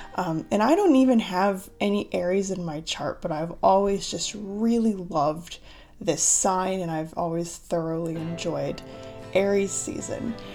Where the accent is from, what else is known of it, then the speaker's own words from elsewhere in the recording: United States; accent: American; moved away as an adult; also born or lived in Southeast Asia / Cambodia; I'm from the United States, um, in case you don't know that about me or you can't tell by my accent